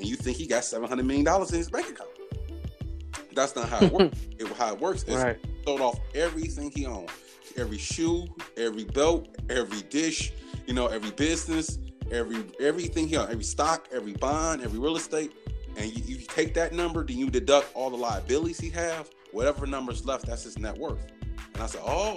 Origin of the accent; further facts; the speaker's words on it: Detroit, Michigan, United States; I was raised on Detroit East Side in the 48205 zip code.